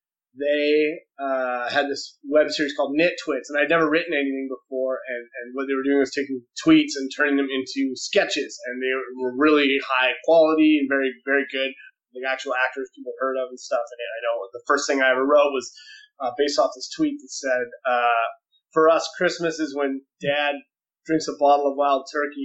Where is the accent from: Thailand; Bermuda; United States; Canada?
Canada; Victoria, British Columbia; I'm from Victoria, BC